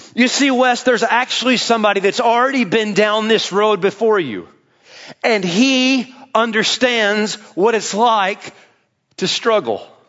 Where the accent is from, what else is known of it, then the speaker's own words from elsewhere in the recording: Tennessee, United States; I'm from there